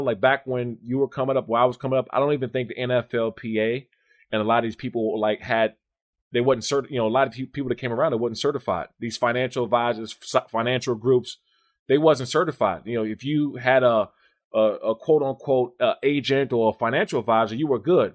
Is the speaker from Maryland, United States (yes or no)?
yes; Maryland and D.C., United States; also born or lived in Washington, D.C.; I grew up in Maryland and D.C.